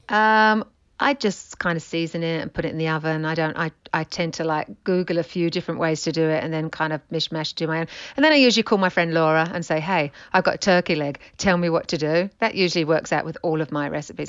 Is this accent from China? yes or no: no; England, United Kingdom; now in United States; I'm from England.